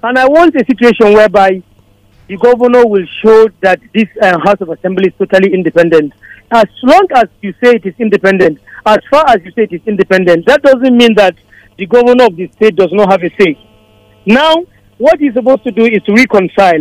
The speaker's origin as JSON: {"language": "English", "town": "Kaduna", "region": "Kaduna State", "country": "Nigeria", "tie": "born or raised there", "also_born_or_lived": "Plateau State", "moved": "yes", "said": "I, I grew up in Kaduna to a large extent"}